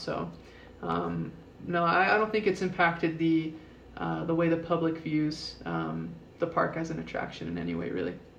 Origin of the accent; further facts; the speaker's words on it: South Jordan, Utah, United States; I'm actually originally from South Jordan